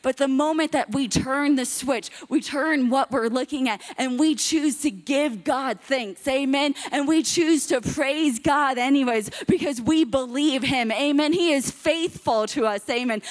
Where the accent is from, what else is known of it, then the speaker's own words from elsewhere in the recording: Miami, Florida, United States; I'm from Miami, Florida